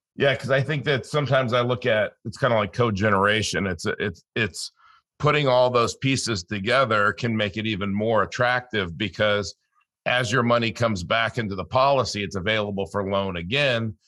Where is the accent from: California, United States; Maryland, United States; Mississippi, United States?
California, United States; I grew up in California